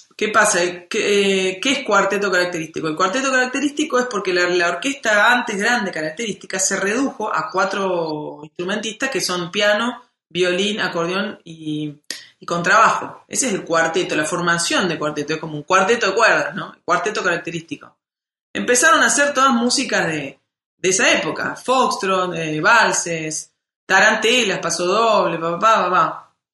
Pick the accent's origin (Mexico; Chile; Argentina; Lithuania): Argentina; Córdoba; yo soy música de Córdoba